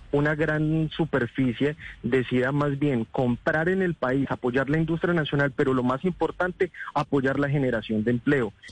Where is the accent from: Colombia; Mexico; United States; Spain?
Colombia